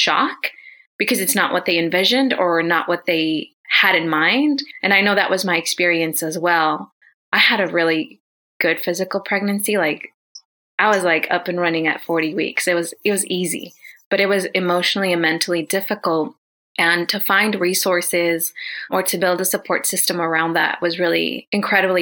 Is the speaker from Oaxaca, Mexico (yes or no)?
yes; Oaxaca, Mexico; now in United States; I'm Zapotec from Oaxaca, Mexico, so pretty strong, pretty culturally rooted in that.